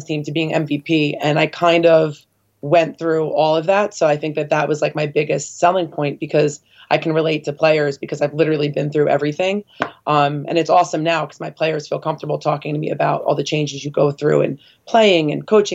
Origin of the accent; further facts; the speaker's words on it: New Jersey, United States; also born or lived in Spain; I grew up in New Jersey